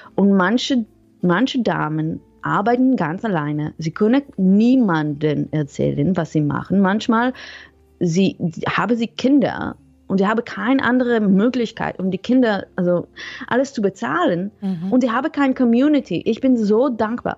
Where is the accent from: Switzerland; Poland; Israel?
Israel; German is a second language; moved away; also born or lived in Netherlands; Ursprünglich komme ich aus Israel, mhm. aber ich habe ganz lange in den Niederlanden gewohnt.